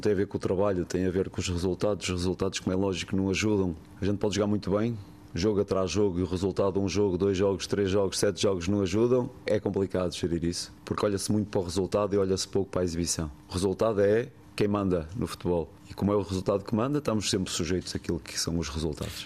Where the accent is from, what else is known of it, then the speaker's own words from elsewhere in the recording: Algarve, Portugal; sou algarvio